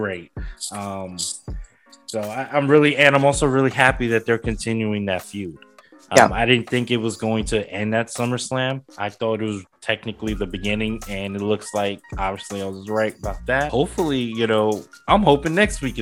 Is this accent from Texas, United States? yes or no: no; New York City, New York, United States; my hometown, New York City